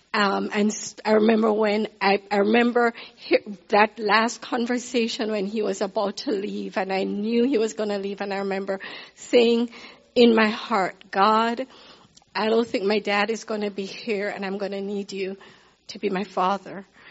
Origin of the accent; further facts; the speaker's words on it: Kingston, Jamaica; moved away as an adult; also born or lived in Baltimore, Maryland / Nigeria / Zambia; I was born in Jamaica, Kingston, Jamaica.